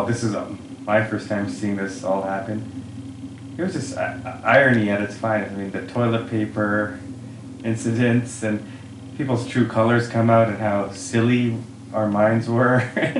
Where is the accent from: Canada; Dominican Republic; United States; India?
Canada; born or raised there; also born or lived in Tanzania